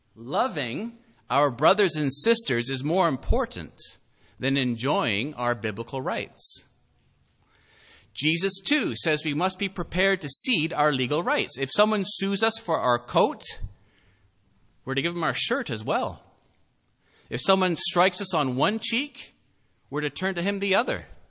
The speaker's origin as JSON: {"language": "English", "country": "Canada", "said": "as Canadian citizens"}